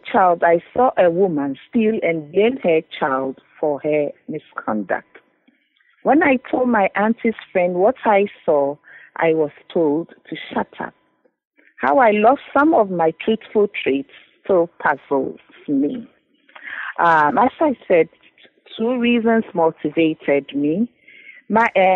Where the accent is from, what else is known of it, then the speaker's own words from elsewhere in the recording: Ghana; moved away as an adult; now in Cambridge, United Kingdom; Originally, I'm from Ghana, and I came to Cambridge